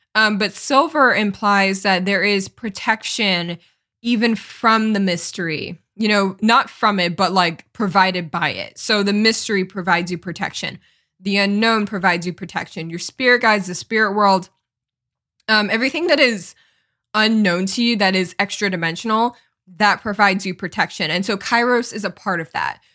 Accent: Connecticut, United States; moved away as an adult; also born or lived in Los Angeles, California; my hometown is in Connecticut. It's a small town in Connecticut

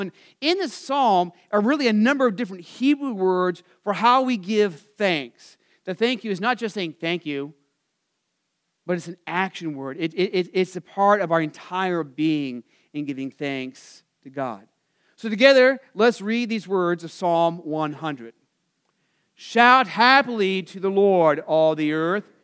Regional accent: Phoenix, Arizona, United States; I grew up in Phoenix

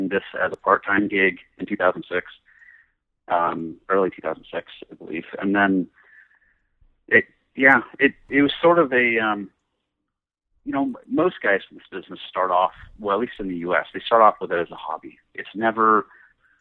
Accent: San Jose, California, United States; I grew up in the San Francisco Bay Area in a town that is now larger, so most people know of San Jose, California, Silicon Valley

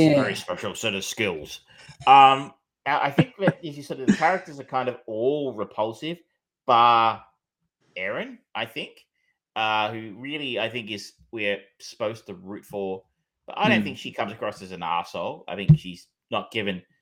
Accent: Australia; being an Australian

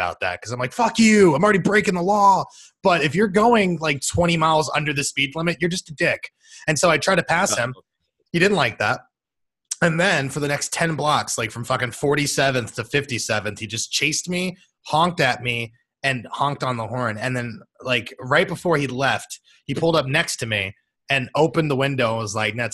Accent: Tampa, Florida, United States; also born or lived in Washington, D.C.; now in Philadelphia, United States; we grew up in Tampa

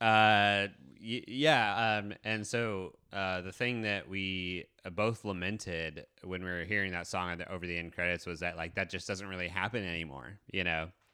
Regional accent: Kansas City, United States; I'm from Kansas City

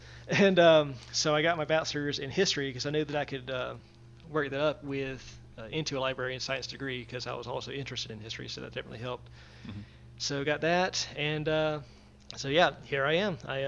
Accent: Georgia, United States; now in Florida, United States; Born and raised in Georgia, and now I'm pretty much in Florida. So, or like where I'm right on the border

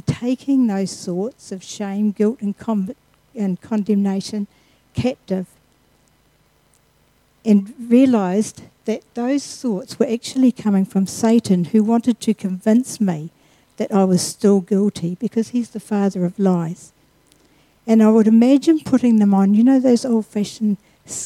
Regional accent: Mosgiel, Otago, New Zealand; I was born in Mosgiel, just south of Dunedin.

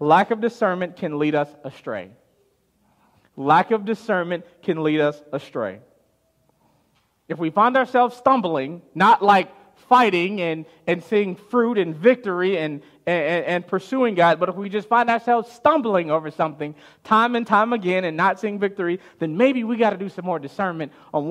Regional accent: Chicago, Illinois, United States; growing up in Chicago

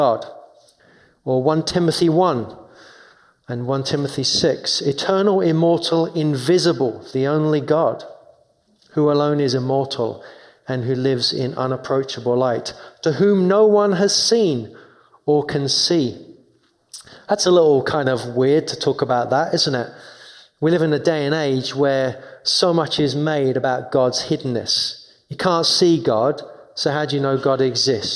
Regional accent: London, United Kingdom; moved away; I grew up in London, in 2 miles away from Wimbledon tennis.

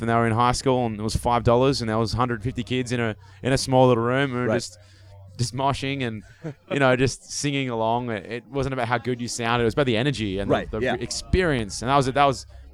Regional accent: Byron Bay, New South Wales, Australia; we hail from Byron Bay, a naturally beautiful place

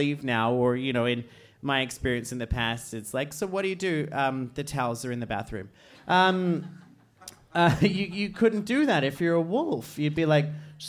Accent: Australia; now in Iceland; I'm Australian

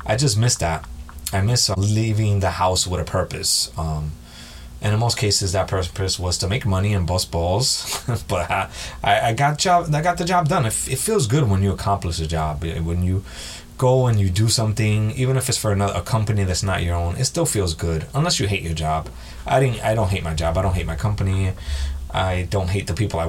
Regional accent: New York City, New York, United States; moved away as an adult; now in New Jersey, United States; I'm born and raised in New York. I'm in Jersey now.

